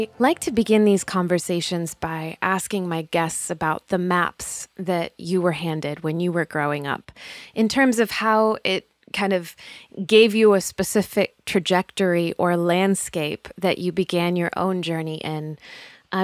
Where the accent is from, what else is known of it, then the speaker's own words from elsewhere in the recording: Spain; I grew up overseas in Spain as a missionary kid myself.